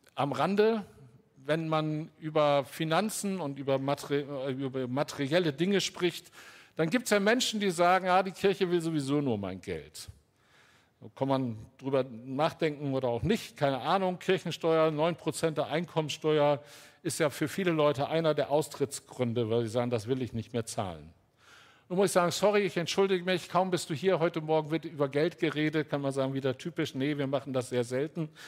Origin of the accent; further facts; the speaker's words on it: Northern Germany, Germany; also born or lived in Altes Land / Ruhr area; Ich bin auf einem Kleinbauernhof groß geworden im Norden Deutschlands